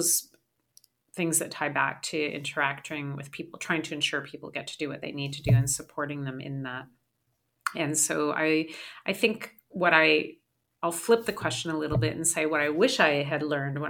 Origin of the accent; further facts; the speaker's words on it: Calgary, Alberta, Canada; I grew up in Calgary